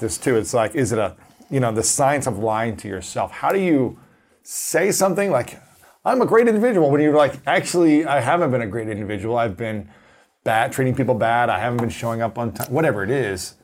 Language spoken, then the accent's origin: English; Ohio, United States; I'm from Ohio, and so we're the same age